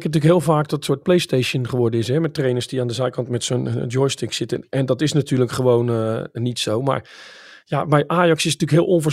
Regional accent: Enschede, Overijssel, Netherlands; Ik kom natuurlijk uit Enschede, dus

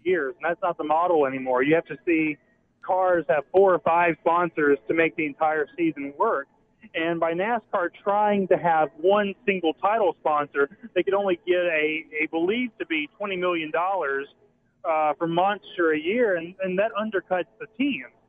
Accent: Deep South, United States; also born or lived in North Carolina / Alabama; I'm from the Deep South originally, uh, living in North Carolina and Alabama now

